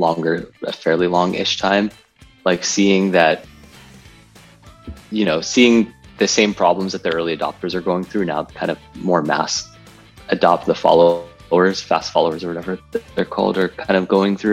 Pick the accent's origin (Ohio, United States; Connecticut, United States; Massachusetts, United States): Connecticut, United States; I grew up in Connecticut, about 45 minutes outside of New York City